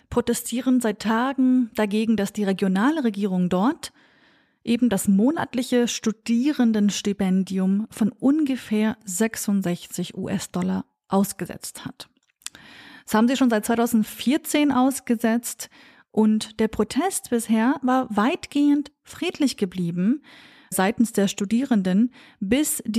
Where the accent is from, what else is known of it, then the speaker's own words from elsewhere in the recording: Sulaymaniyah, Sulaymaniyah Governorate, Iraq; Es handelt sich hier natürlich auch um meine Heimatregion, meine Heimatstadt Slemani.